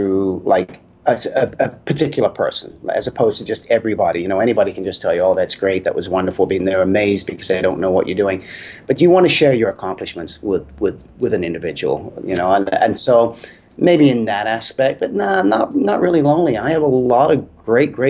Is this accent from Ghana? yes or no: no; Hayes, London, United Kingdom; moved away; I'm from England originally, Middlesex, Hayes up that way. I was born up there and lived up there.